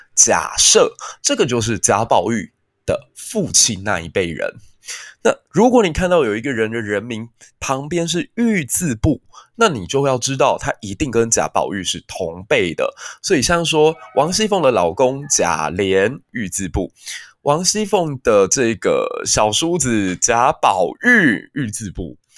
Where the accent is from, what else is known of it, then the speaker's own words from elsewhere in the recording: Taiwan; 身为台湾人